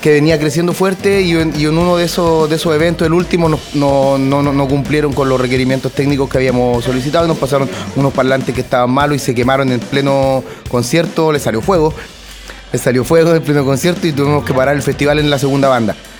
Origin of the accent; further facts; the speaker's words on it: San Pedro de la Paz, Biobío, Chile; allá en, Candelaria, en San Pedro, yo soy de Candelaria